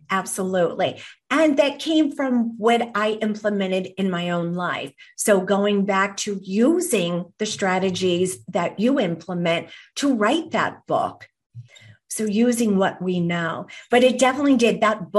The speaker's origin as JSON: {"language": "English", "country": "Ireland", "said": "And I am Irish myself."}